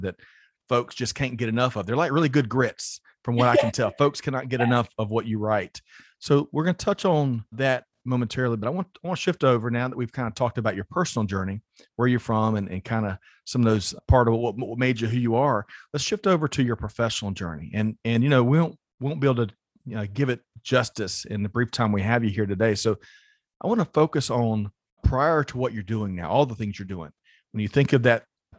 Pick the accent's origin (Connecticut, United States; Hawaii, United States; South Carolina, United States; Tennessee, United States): South Carolina, United States; I grew up in South Carolina